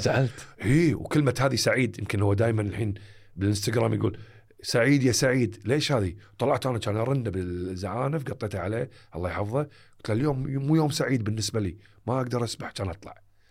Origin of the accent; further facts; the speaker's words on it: Kuwait; حياتنا الواقعية ككويتيين أو عرب